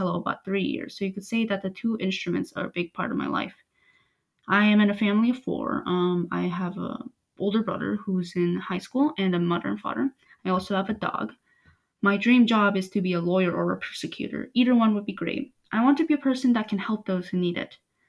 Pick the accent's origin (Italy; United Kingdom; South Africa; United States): United States; South Carolina; born there; I was born in South Carolina and have since then moved to many different places.